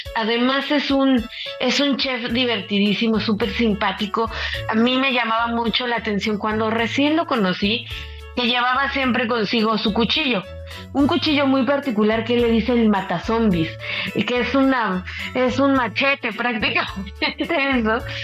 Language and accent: Spanish; Mexico